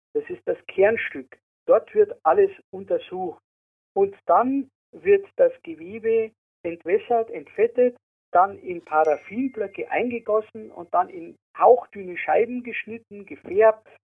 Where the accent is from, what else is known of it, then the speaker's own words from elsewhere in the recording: Munich, Bavaria, Germany; also born or lived in Germering; Ich bin im Ortsteil Giesing in München aufgewachsen